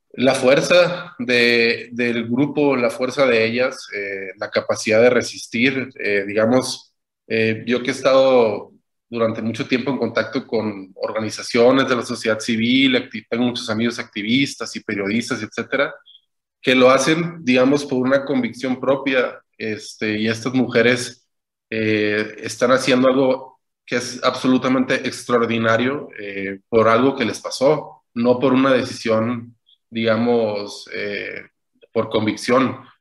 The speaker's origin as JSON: {"language": "Spanish", "town": "Culiacán", "region": "Sinaloa", "country": "Mexico", "said": "yo tengo 34 años, nací en Culiacán"}